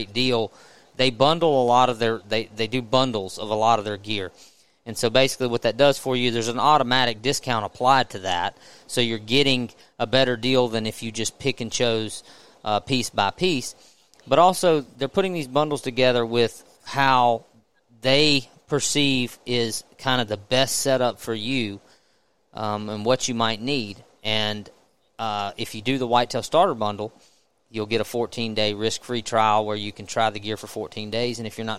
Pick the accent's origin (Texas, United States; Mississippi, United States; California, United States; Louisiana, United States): Mississippi, United States; I'm from Mississippi, and I have family property in Mississippi, and I've spent most of my life hunting in Mississippi